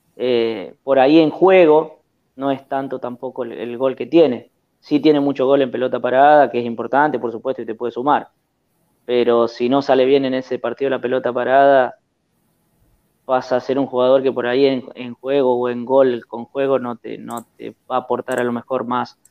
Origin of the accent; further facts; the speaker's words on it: El Trébol, Santa Fe, Argentina; de acá del Trébol, de mi, de mi pueblo, de mi ciudad